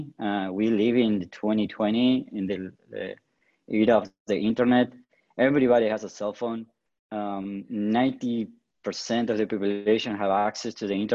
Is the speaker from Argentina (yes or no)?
yes; Patagonia, Argentina; I grew up in the Patagonia, in the south of Argentina.